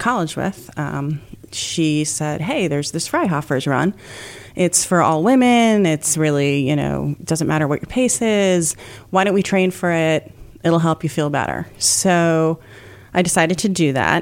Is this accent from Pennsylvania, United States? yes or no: no; Shoreham, New York, United States; now in Guilderland, United States; I grew up on Long Island, so Shoreham